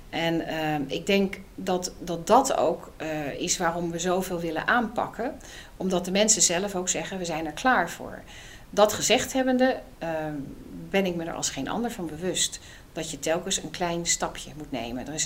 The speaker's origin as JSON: {"language": "Dutch", "region": "South Holland", "country": "Netherlands", "tie": "born or raised there", "also_born_or_lived": "Amsterdam", "said": "altijd wel interessant, want ik ben als ehm, eh, ik ben opgegroeid achter, in het achterland van Rotterdam."}